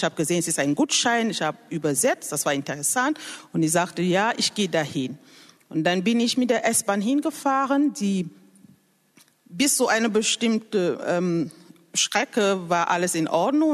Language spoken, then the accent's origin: German; Cameroon; German is a second language; moved away as an adult; now in Germany; Ich komme ursprünglich aus Kamerun und lebe seit mehr als zehn Jahren in Deutschland